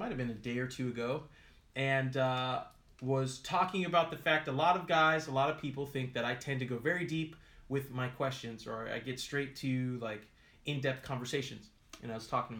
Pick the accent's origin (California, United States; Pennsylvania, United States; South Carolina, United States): California, United States; I have my U.S. citizenship, obviously, because I was born in California